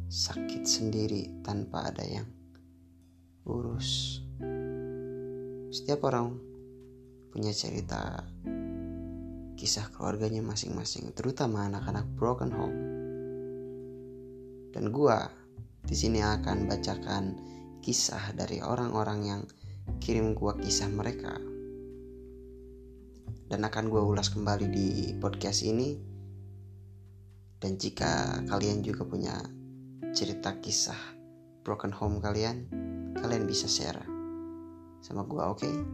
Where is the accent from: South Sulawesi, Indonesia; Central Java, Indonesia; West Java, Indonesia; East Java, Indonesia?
West Java, Indonesia; Bandung; gue lahir di sini dan gue sekolah di sini orang tua gue juga di sini cuman ayah gue bukan orang Bandung ayah gue orang seberang kalau kata orang Bandung